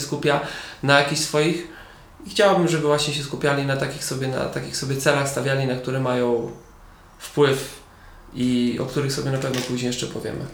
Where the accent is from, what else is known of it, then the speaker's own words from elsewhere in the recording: Siedlce, Masovian Voivodeship, Poland; now in Kielce, Poland; Ja wychowałem się, urodziłem w Siedcach, później gdzieś tam przeprowadziliśmy się z rodzicami na wieś